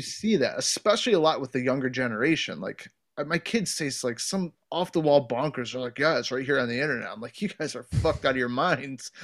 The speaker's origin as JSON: {"language": "English", "region": "Ohio", "country": "United States", "tie": "born or raised there", "moved": "yes", "said": "where I grew up in Ohio, I grew up around a lot of wood, like, my entire childhood, childhood was in the woods"}